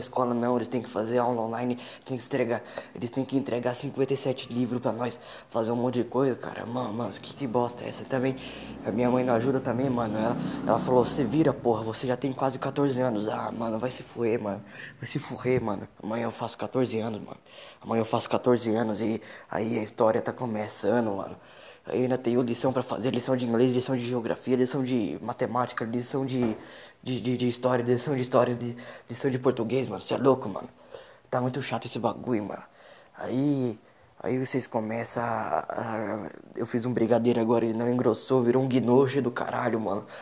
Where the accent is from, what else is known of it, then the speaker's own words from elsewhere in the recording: São Roque, São Paulo, Brazil; Eu sou aqui de São Roque